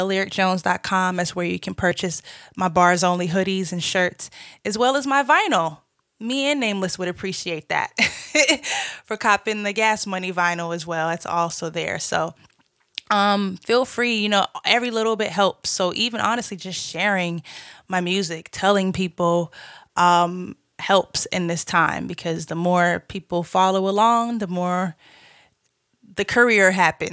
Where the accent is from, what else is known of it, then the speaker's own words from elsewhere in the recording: Boston, Massachusetts, United States; moved away as an adult; also born or lived in Georgia; now in Los Angeles, United States; I'm originally from Boston, Massachusetts. Shouts out to the Bean Town. I moved to Georgia to go to school